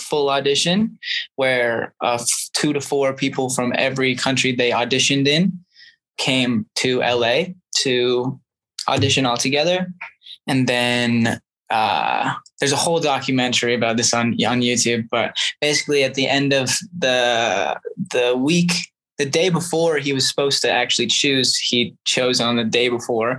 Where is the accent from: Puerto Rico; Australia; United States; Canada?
Canada; even though I'm from Canada and I live in Canada, but I am a dual citizen because of my mom